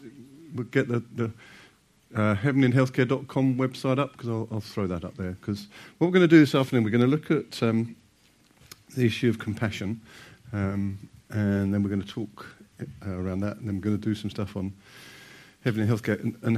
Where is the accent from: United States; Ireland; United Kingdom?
United Kingdom; that we'll need a toilet break because we're British.